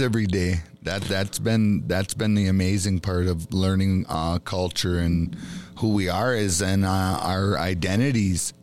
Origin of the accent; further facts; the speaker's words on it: Bois Forte Band of Chippewa, Minnesota, United States; I'm an Ojibwe from the Boys Fort Band of Chippewa Indians